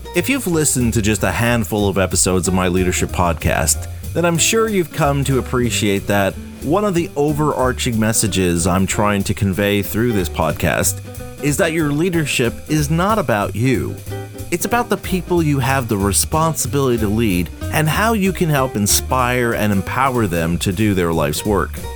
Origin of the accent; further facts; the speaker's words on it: Montreal, Quebec, Canada; we both went to McGill here in my hometown, Montreal